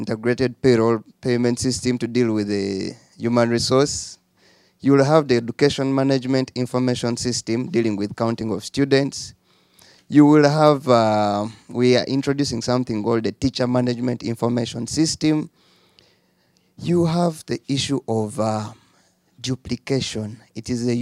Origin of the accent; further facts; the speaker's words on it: Uganda; I'm from Uganda, where we have one of the lowest learning, literacy, and proficiency